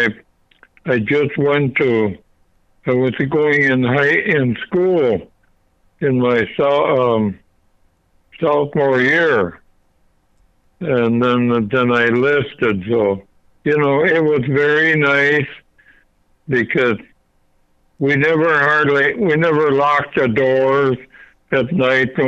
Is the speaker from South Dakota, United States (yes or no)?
yes; South Dakota, United States; moved away; also born or lived in Michigan / Minnesota; I was born in Michigan, raised in South Dakota, and graduated from high school and business college in Minnesota.